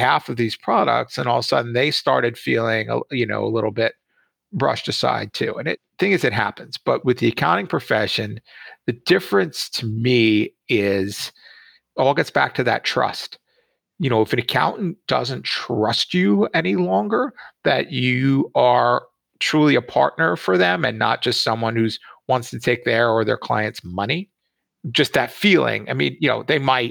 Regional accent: Jersey Shore, New Jersey, United States; I grew up on the Jersey Shore here in the States

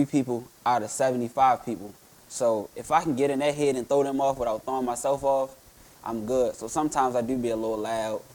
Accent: Baltimore, Maryland, United States; I'm from the hood. I'm from Park Heights.

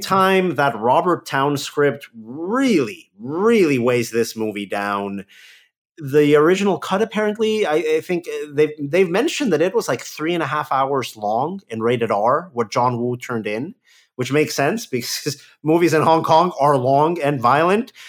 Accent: Mexico; moved away; my hometown in Mexico

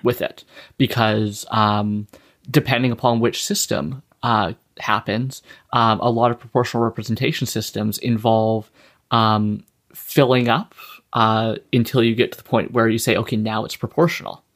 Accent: Saskatchewan, Canada; also born or lived in the Maritimes; now in British Columbia, Canada; I'm from Saskatchewan originally

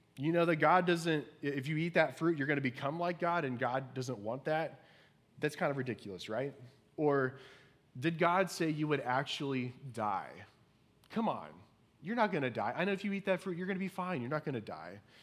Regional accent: Indiana, United States; growing up in Indiana

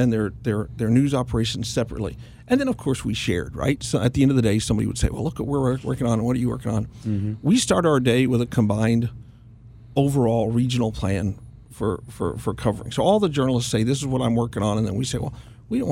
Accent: McAllen, Texas, United States; also born or lived in Brownsville, Texas; I was born in Brownsville, but quickly moved to McAllen, and my father ran the Monitor

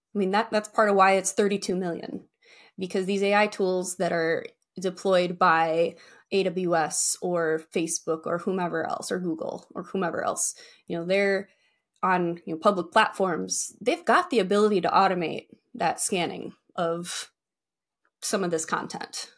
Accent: Michigan, United States; also born or lived in Texas; I was born and raised in Michigan

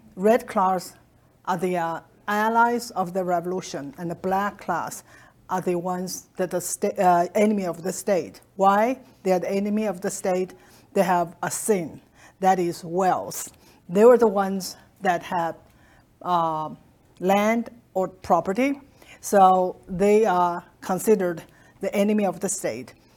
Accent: China; now in United States; growing up in Mao's China

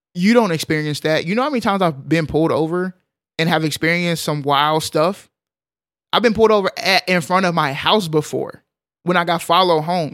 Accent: Arlington, Texas, United States; I grew up in Arlington, uh, Texas, big city

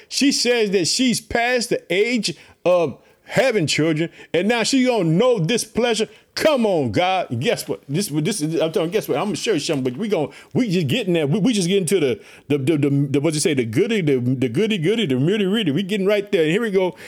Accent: Illinois, United States; also born or lived in Chicago; my home state, Illinois

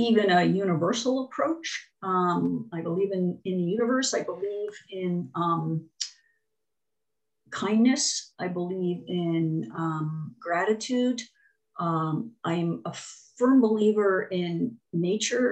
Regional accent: Ontario, Canada; also born or lived in Quebec / New Brunswick; now in Medicine Hat, Canada; I grew up in Ontario and then moved to Quebec, but I went to university in New Brunswick.

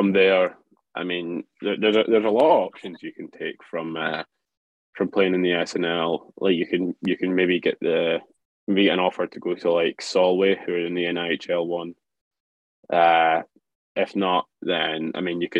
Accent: Dundee, Scotland, United Kingdom; in my hometown

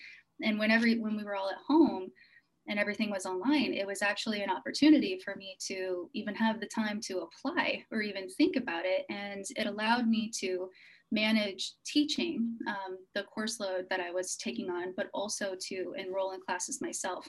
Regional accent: United States; I'm American

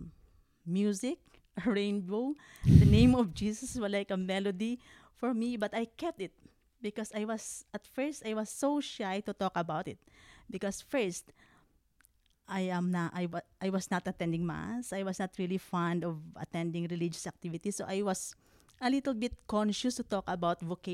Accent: Philippines; moved away; I'm from the Philippines, and I'm the youngest of 12.

